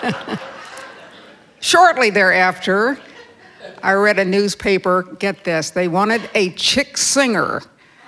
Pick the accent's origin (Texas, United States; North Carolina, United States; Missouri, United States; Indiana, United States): Missouri, United States; Chillicothe; now in Minneapolis, United States; I was born in a small town called Chillicothe in Missouri, which is outside of Kansas City